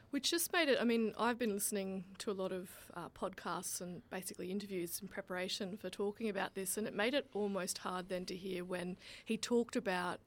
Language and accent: English; Australia; I'm Australian.